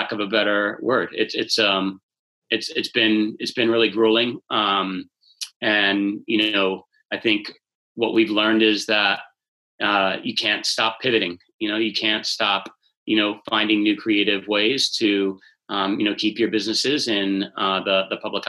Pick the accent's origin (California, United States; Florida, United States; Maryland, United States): Maryland, United States; Bethesda; I grew up in Bethesda